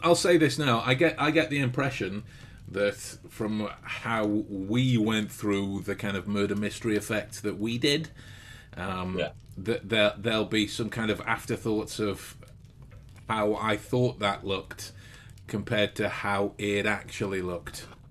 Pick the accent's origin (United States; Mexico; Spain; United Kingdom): United Kingdom; England; being English